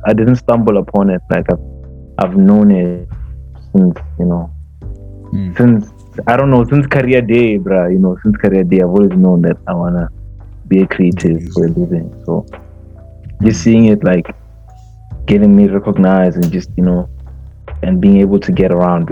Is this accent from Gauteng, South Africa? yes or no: no; Polokwane, Limpopo, South Africa; I'm from Polokwane. I'm 22